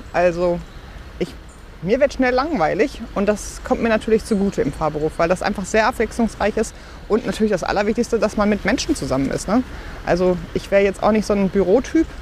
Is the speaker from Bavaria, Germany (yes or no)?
no; Bochum, North Rhine-Westphalia, Germany; ich bin natürlich kirchlich sozialisiert aufgewachsen in Bochum-Wattenscheid